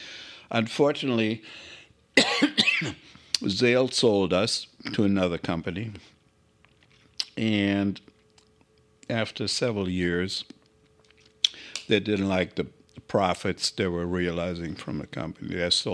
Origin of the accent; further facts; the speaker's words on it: Germany; born there; moved away as an adult; Well, I was born in Germany. I finished my education. I was 20 when I came over.